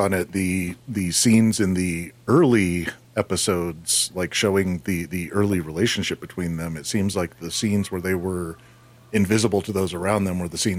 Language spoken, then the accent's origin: English; United States; I am American, so therefore my education is American.